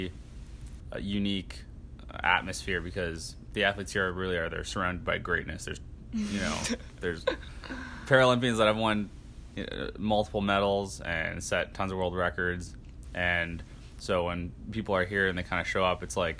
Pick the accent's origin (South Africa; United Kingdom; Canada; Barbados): Canada; moved away as an adult; now in United States; growing up in Canada, I played hockey